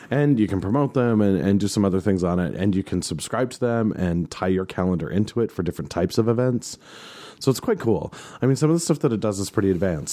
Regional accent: the West, United States; My hometown symphony

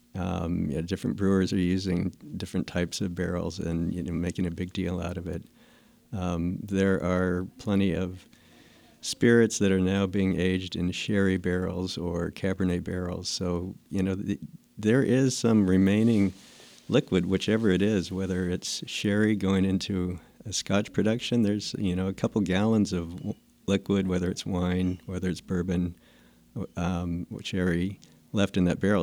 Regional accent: Fresno, California, United States; also born or lived in Clovis, California; I grew up in the Fresno area, and actually, in high school, we lived in Clovis

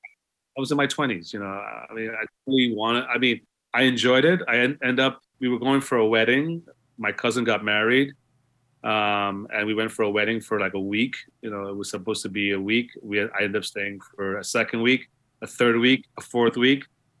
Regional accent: Guyana; born there; Yeah, I was born in Guyana. My parents were born in Guyana, their parents.

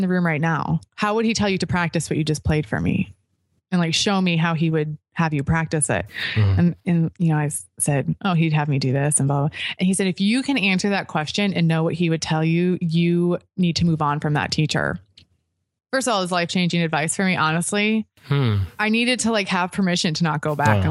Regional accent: Chicago, Illinois, United States; I'm from the Chicago area

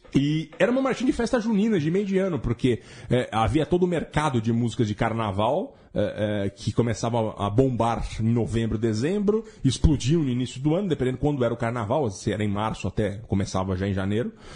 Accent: Jundiaí, São Paulo, Brazil; moved away; eu tenho muita, muita saudade das festas juninas na minha terra em Jundiaí. E quando eu era criança havia muitas

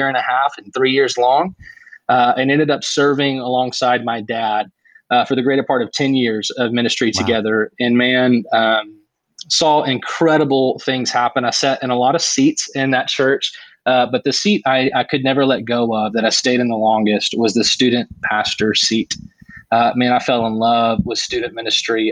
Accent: Middle Tennessee, United States; born or raised there; also born or lived in Oklahoma City, Oklahoma

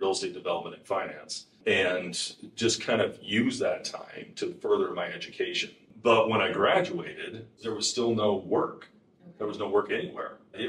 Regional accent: Salt Lake City, Utah, United States; also born or lived in Tennessee / Texas; And lived in Tennessee and lived in Texas. Mostly grew up in Salt Lake area.

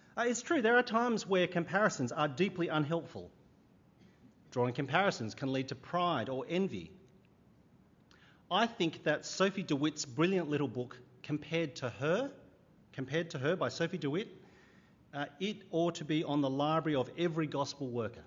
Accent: Sydney, New South Wales, Australia; I grew up in Sydney

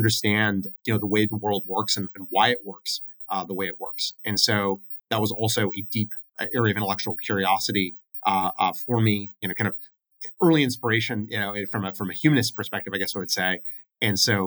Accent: United States; also born or lived in Oregon / California; I am a very proud West Coaster. I grew up in Oregon and in California.

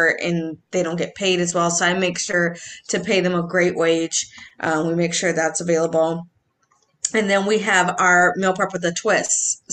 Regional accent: Edina, Minnesota, United States; now in Golden Valley, United States; I'm from Edina, born and raised

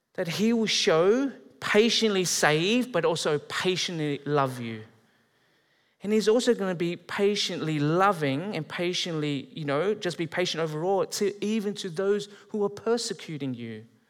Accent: Australia; moved away as an adult; now in Canada; I'm Australian, but I'm, I'm moving here. I'm marrying a Canadian

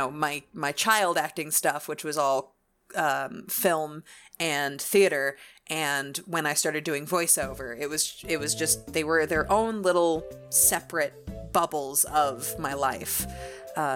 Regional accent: New York, United States; when I was growing up in New York

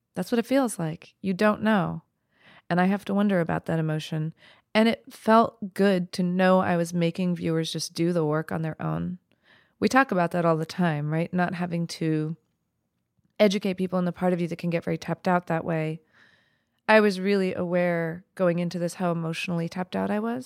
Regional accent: New Mexico, United States; my life growing up in New Mexico as an East Indian woman

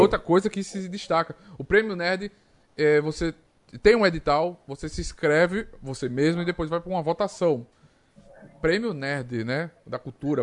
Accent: Arapiraca, Alagoas, Brazil; Eu sou de Arapiraca, tenho orgulho

